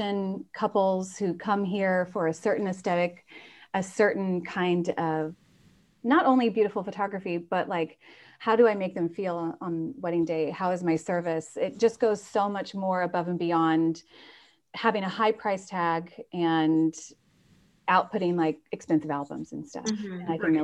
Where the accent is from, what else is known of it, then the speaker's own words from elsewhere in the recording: Indiana, United States; also born or lived in Chicago / Ireland; now in Napa, United States; I'm from the Midwest. So I'm from Indiana originally